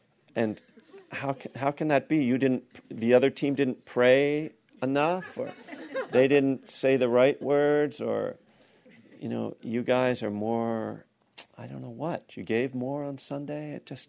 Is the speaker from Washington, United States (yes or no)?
no; Texas, United States; everybody back in my hometown in Texas are praying for my team.